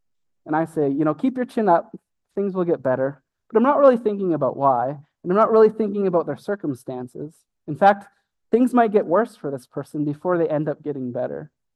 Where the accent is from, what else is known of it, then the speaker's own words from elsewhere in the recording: Brooks, Alberta, Canada; also born or lived in Calgary, Alberta; we moved from Brooks, Alberta